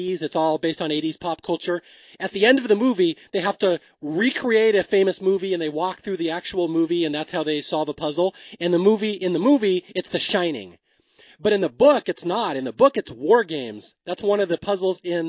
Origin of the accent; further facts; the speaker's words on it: Seattle, Washington, United States; I'm from Seattle. I grew up in the Northwest.